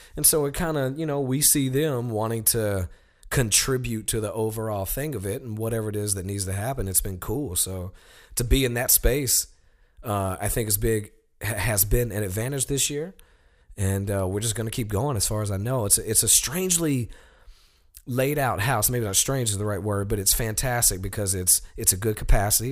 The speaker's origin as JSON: {"language": "English", "town": "Sheffield", "region": "Alabama", "country": "United States", "moved": "yes", "said": "I'm from Sheffield, Alabama, which is a town that is directly connected to Muscle Shoals."}